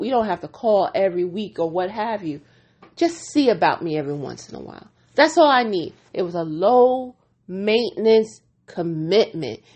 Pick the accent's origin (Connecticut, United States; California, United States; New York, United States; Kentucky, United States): New York, United States; I am a New Yorker